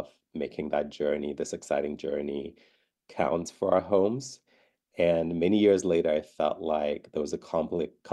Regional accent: Ghana; moved away; growing up in Ghana

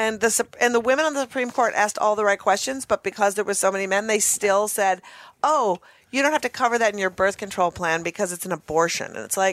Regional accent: Minneapolis, Minnesota, United States; born or raised there

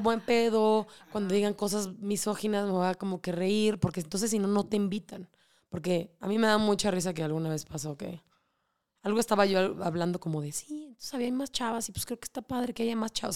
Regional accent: Mexico

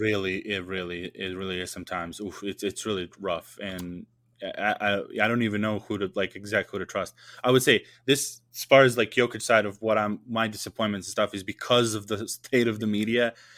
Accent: Serbia

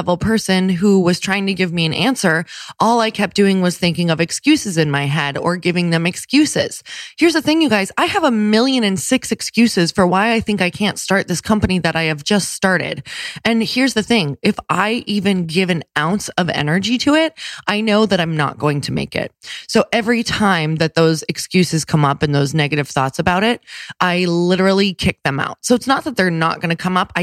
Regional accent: Midwest, United States; I'm from the Midwest

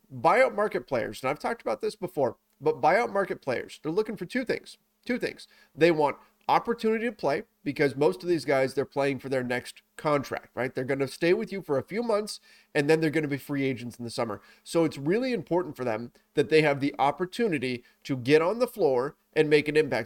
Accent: Southern California, United States; I grew up in Southern California

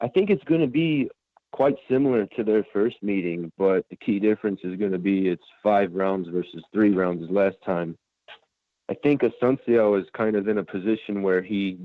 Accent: Waukegan, Illinois, United States; I'm from Waukegan, Illinois. It's like right in the middle of Chicago and Milwaukee

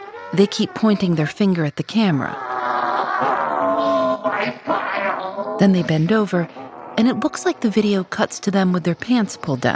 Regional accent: Chicago, Illinois, United States; I'm from Chicago

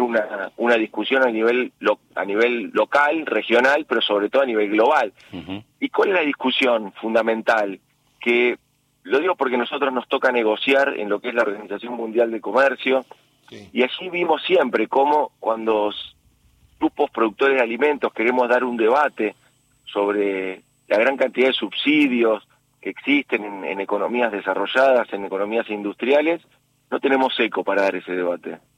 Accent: Argentina

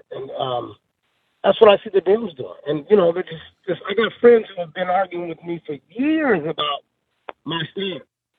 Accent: United States; Don't call me black American or none of that stuff. Yeah, I know I'm black, but I'm American first. This is where I was born.

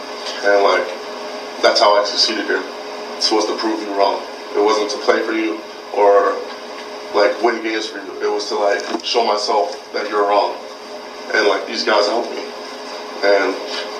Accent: Georgia, United States; moved away as an adult; now in Wisconsin, United States; I'm from Georgia. I barely go home

